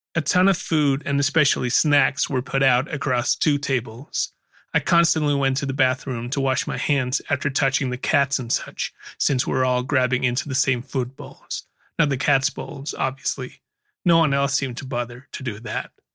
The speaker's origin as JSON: {"language": "English", "town": "Aarhus", "region": "Central Denmark Region", "country": "Denmark", "tie": "born or raised there", "said": "my hometown of Aarhus, Denmark, where I still lived."}